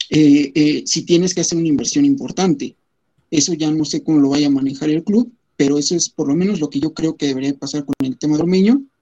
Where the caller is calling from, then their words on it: Texcoco, State of Mexico, Mexico; Desde el Estado de México. Acá por acá andamos, por Texcoco.